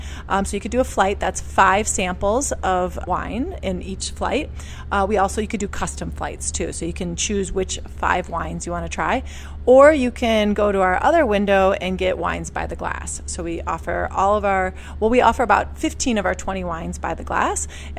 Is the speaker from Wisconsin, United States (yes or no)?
yes; Milwaukee, Wisconsin, United States; moved away as an adult; also born or lived in New York City / Europe; So I was born and raised in Milwaukee, and then I went to the East Coast and went to school, went to New York, became a sommelier, and then moved back here 10 years after being gone.